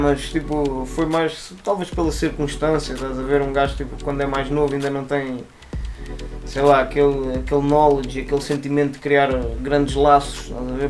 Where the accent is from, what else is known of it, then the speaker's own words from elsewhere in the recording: Lisbon, Portugal; also born or lived in Torres Vedras; originalmente eu sou da Lisa. Tipo, nasci cá e morei os meus dois primeiros anos da minha vida